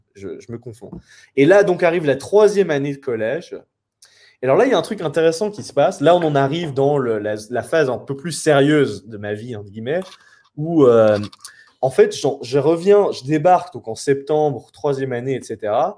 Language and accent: French; France; je suis français